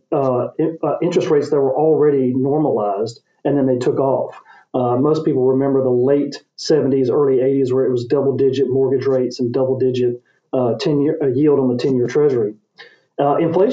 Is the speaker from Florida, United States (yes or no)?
no; Memphis, Tennessee, United States; here in my hometown of Memphis